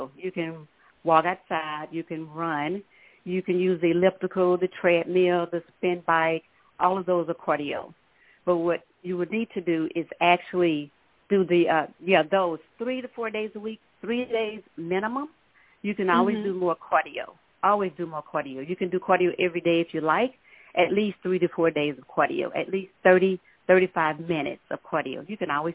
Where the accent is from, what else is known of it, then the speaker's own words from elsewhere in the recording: Minden, Louisiana, United States; now in Dallas, United States; I'm originally from Minden, Louisiana, and I moved to Dallas in the 80s